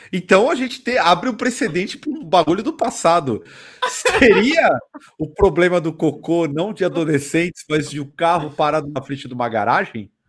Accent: Brazil; Eu sou do mundo, eu sou do Brasil, eu sou do desalmado.

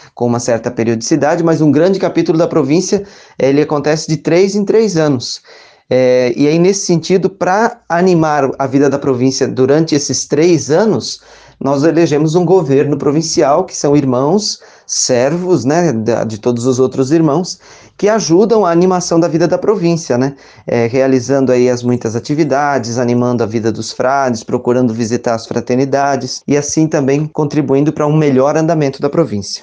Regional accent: Rodeio, Santa Catarina, Brazil; sou natural de Rodeio, Santa Catarina

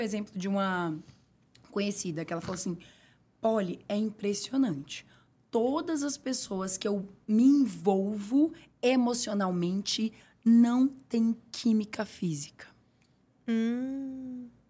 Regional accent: São Paulo, Brazil; also born or lived in Bahia; Eu nasci na Bahia, onde eu vivi na roça até os meus nove anos de idade. Era uma realidade super simples, super escassa de recursos, não recursos sentimentais. Então eu sempre digo uhum. que eu uhum. fui muito feliz na minha infância toda. No entanto, a escassez desses recursos tiveram desdobramentos na questão de de cuidado, de autocuidado. Sim. Então, quando eu mudo para São Paulo

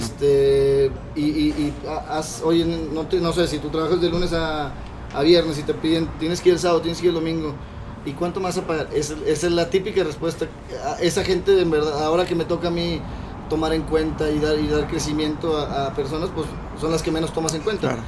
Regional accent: Mexico; como mexicano

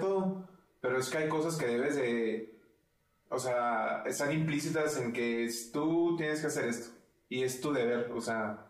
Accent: Chihuahua, Mexico; nosotros somos de Chihuahua y Chihuahua es el, estado número uno, hasta donde sé, con mayor divorcios en el país.

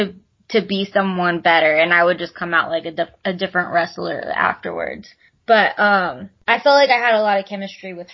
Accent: Texas, United States; we're from Texas. Like, we're the Texas girls

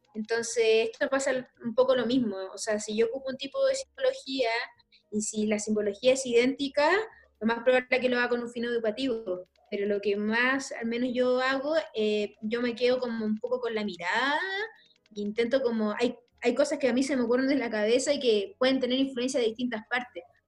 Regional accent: Chile; also born or lived in La Legua, Santiago

